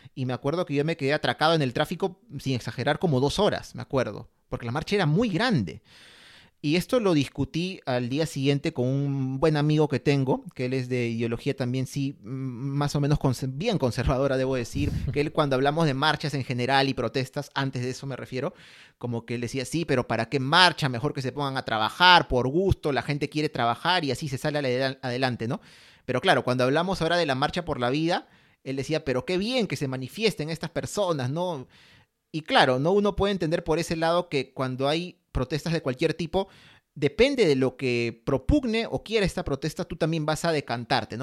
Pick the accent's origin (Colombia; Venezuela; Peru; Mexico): Peru; estamos viviendo en este país, somos peruanos